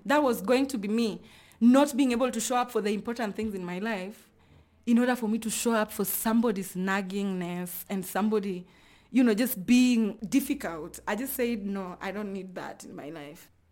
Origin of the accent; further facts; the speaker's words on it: Luoland, Kenya; I come from Luoland